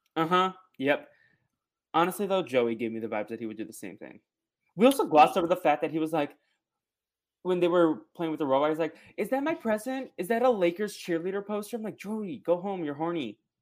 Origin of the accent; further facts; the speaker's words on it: Boston, Massachusetts, United States; I'm from Boston